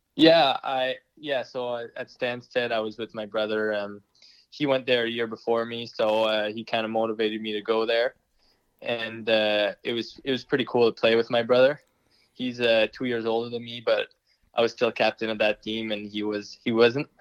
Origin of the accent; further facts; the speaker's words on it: Moncton, New Brunswick, Canada; being named captain of the Moncton Wildcats, my you know, my, my hometown team